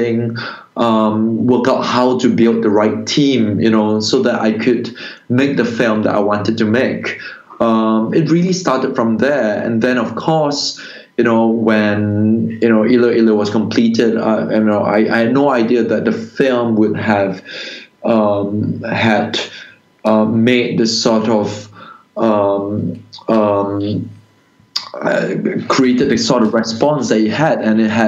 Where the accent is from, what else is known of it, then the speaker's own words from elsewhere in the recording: Singapore; when I was growing up in Singapore in the 90s